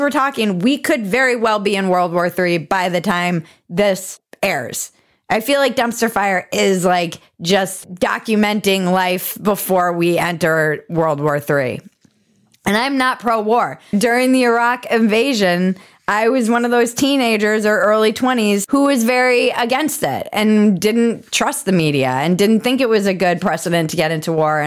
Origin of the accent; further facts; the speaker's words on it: United States; as an American